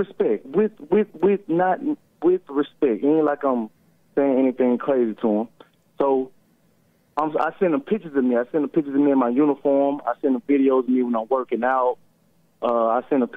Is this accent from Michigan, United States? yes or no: no; Mississippi, United States; I'm a respectful young man, but I'm from Mississippi